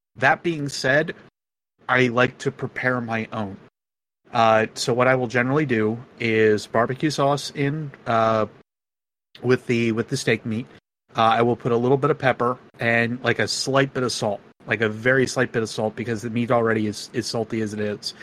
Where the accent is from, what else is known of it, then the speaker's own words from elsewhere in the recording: Northeast, United States; I'm from the Northeast